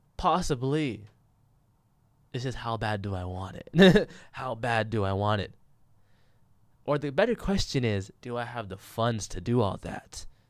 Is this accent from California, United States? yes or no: yes; California, United States; born or raised there